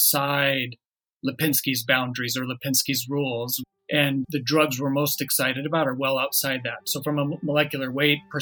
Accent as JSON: {"language": "English", "town": "Englewood", "region": "Colorado", "country": "United States", "tie": "born or raised there", "said": "I was born in Inglewood, Colorado, so an area of Denver"}